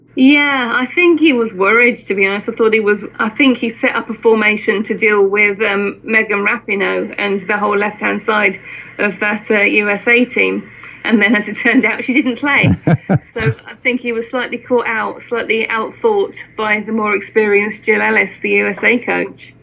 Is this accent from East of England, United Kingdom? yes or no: yes; Luton, East of England, United Kingdom; I grew up in Luton